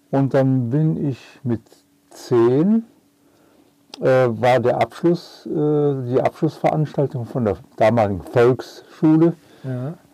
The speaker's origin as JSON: {"language": "German", "town": "Cologne", "region": "North Rhine-Westphalia", "country": "Germany", "tie": "born or raised there", "lives_now": "Bornheim, Germany", "said": "Äh, geboren in Köln. Ja auch äh, aufgewachsen erstmal in Köln."}